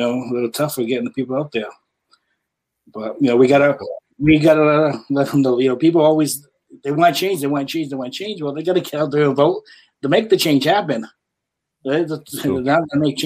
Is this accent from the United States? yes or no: yes; New Bedford, Massachusetts, United States; I was born and raised here in New Bedford